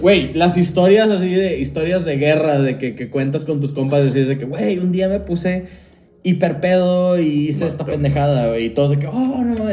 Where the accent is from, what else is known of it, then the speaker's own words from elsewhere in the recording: Mexico; also born or lived in Japan; era el mexicano en la reunión